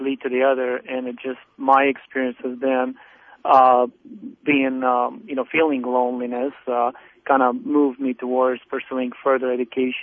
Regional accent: Lebanon; moved away as an adult; now in United States; I was born in Lebanon. I'm a Muslim, but though that doesn't, you know, in terms of the life itself, I came to the U.S. I was about 18 years old

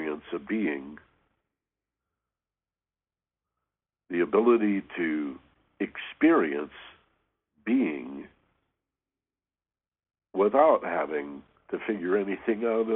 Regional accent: Michigan, United States; We had these wonderful ravines where I grew up in Michigan

